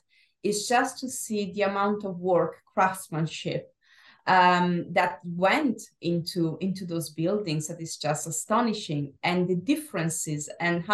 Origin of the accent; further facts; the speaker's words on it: Verona, Veneto, Italy; moved away as an adult; also born or lived in Japan; now in London, United Kingdom; Verona, my hometown city